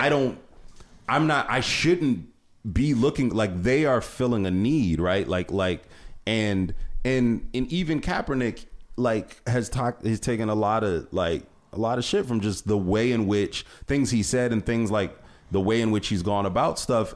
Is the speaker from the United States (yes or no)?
yes; Cleveland, Ohio, United States; I'm from Cleveland area